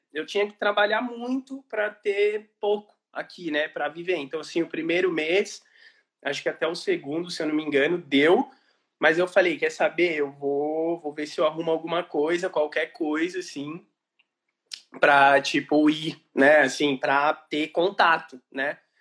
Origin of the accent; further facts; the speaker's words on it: Brazil; moved away as an adult; also born or lived in Italy; now in Ireland; quando eu saí do Brasil